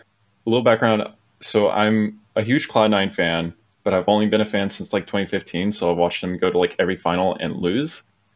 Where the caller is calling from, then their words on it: Turlock, California, United States; Turlock, California.